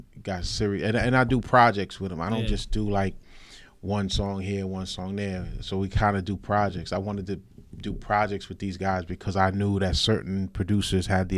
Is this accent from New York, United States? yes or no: yes; North Babylon, New York, United States; also born or lived in Nassau County, New York; I'm from North Babylon. Actually, naturally from North Nassau County. But when I was younger, we moved out east here to North Babylon